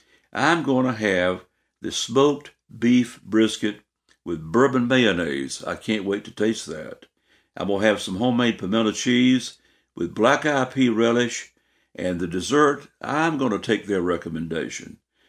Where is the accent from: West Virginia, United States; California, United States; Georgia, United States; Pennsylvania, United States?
Georgia, United States; The Cherokee is part of my own family, my own heritage. But I'm an American, I'm a Southerner, I'm a Georgian, and I love everything here.